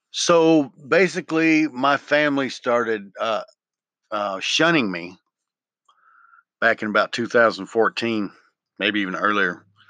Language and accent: English; Memphis, Tennessee, United States; moved away; I grew up in Memphis in the wrong parts and knew the wrong people